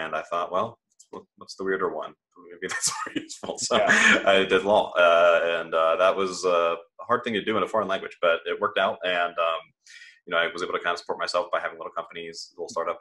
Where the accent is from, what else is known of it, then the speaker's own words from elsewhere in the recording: Midwest, United States; moved away; also born or lived in Germany; I grew up in the Midwest, was homeschooled for most of it